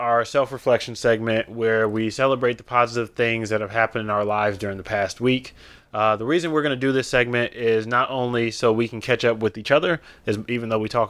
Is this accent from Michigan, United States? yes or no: yes; Detroit, Michigan, United States; I'm still from Detroit.